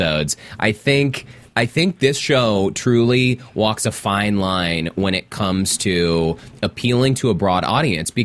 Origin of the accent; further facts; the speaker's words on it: Salt Lake City, Utah, United States; having grown up in a very religious, conservative place, I'm from Salt Lake City, my entire family is Mormon